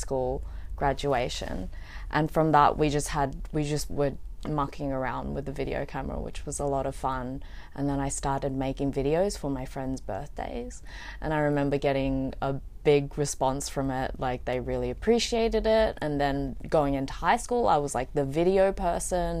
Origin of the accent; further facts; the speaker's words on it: Australia; moved away as an adult; now in Vietnam; I wasn't like born here. I was born in Australia